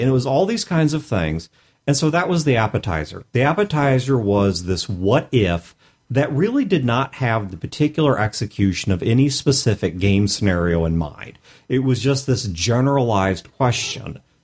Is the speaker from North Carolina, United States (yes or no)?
no; St. Louis, Missouri, United States; I'm from Saint Louis